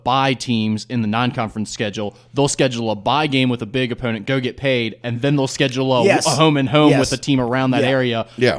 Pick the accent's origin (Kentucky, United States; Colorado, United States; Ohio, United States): Kentucky, United States; Erlanger; I'm from Erlanger.